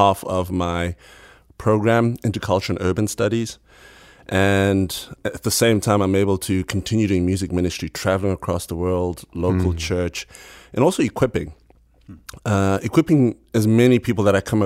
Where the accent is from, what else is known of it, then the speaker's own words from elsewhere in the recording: Bulawayo, Zimbabwe; Born and bred Buluya, Zimbabwe